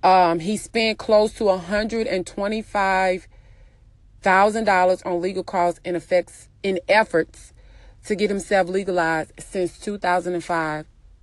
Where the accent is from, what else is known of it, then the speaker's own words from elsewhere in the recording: Texas, United States; I'm sorry you feel that way, but I'm from Texas.